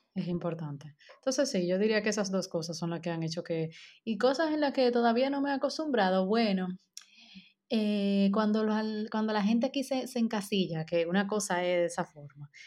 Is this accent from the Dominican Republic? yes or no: yes; Dominican Republic; moved away